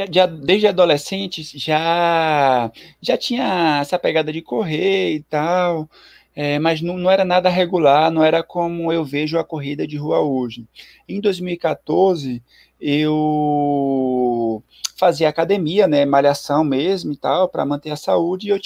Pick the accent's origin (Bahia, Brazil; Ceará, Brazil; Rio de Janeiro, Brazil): Bahia, Brazil; Ilhéus; also born or lived in Salvador / Aracaju / São Paulo; now in Recife, Brazil; eu sou baiano, sou de Ilhéus, do sul da Bahia.